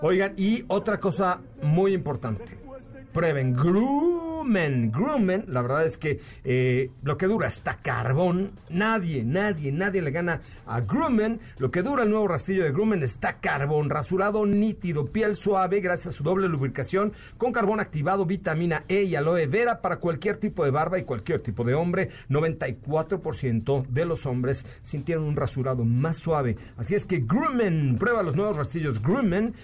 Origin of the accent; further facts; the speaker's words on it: Mexico; como mexicanos, como comunicadores